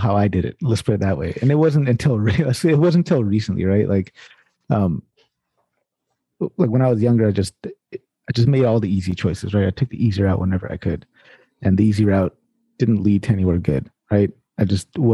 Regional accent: Sacramento, California, United States; I grew up in Sacramento, South Sacramento, California

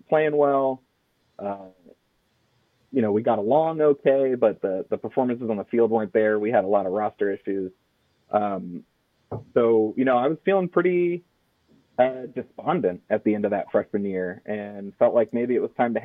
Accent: Blacksburg, Virginia, United States; moved away as an adult; now in Columbia, Missouri, United States; I'm a Blacksburg local, so I really was, I was attending Virginia Tech soccer camps, as a youngster and all throughout middle school and high school

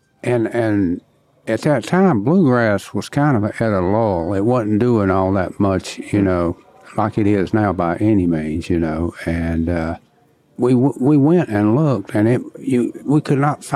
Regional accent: Monroe, North Carolina, United States; I'm from North Carolina, Monroe, to be exact

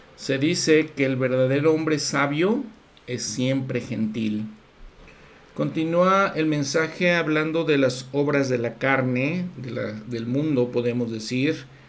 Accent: Mexico; yo siendo mexicano

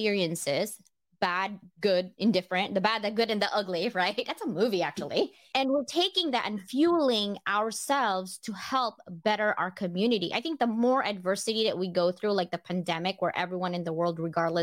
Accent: Philippines; moved away; I grew up in the Philippines.

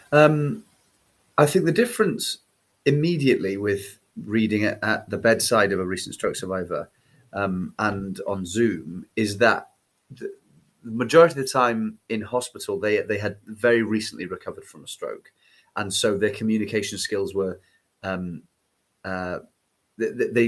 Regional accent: Wales, United Kingdom; accent: Cardiff; my accent before I started was a bit more like Cardiff, like more sort of flattened nasal

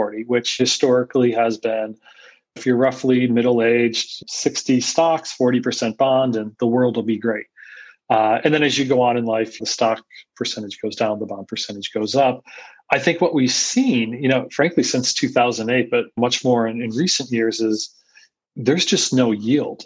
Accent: Scranton, Pennsylvania, United States; also born or lived in Philadelphia, Pennsylvania / New York City; now in Austin, United States; I grew up in Scranton, PA.

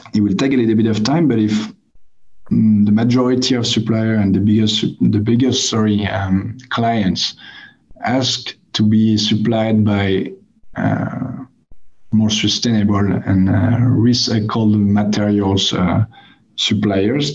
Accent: France; I come from France

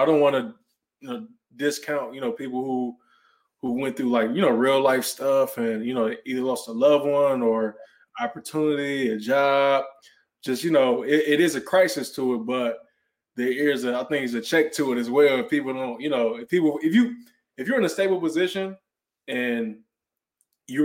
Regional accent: Cleveland, Ohio, United States; moved away as an adult; also born or lived in Cincinnati, Ohio; now in Dallas, United States; I'm originally from Cleveland, Ohio

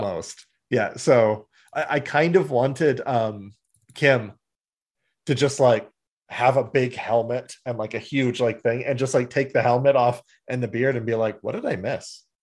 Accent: Canada; We're from Canada

